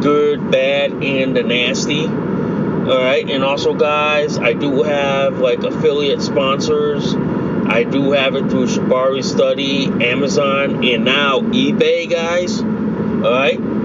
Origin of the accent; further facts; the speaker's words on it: United States; as an American citizen